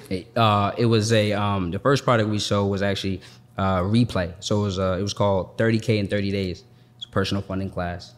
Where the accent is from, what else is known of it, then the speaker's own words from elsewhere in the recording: Boston, Massachusetts, United States; moved away as an adult; now in Atlanta, United States; I'm from Boston